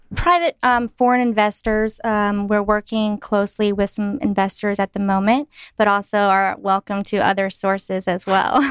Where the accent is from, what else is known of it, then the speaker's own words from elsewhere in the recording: Clinton, North Carolina, United States; moved away as an adult; also born or lived in Sichuan, China; I'm from Clinton, North Carolina, a very small town